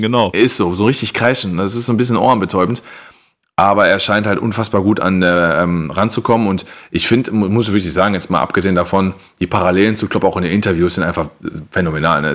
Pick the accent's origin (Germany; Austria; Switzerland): Germany; als Deutscher